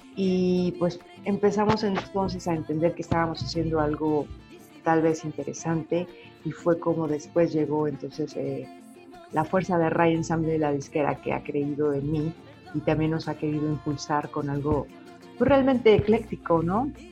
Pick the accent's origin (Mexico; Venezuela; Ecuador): Mexico; moved away as an adult; also born or lived in United States; estando fuera de mi país revaloré mucho, no solo como persona mexicana, sino mi música mexicana